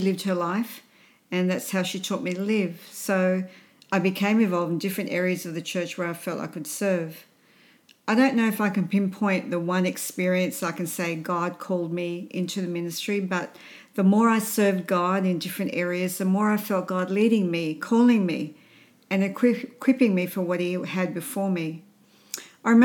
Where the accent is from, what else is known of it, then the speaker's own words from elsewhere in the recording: Sydney, New South Wales, Australia; also born or lived in Baghdad, Iraq; my parents and I moved to Australia when I was 2 years old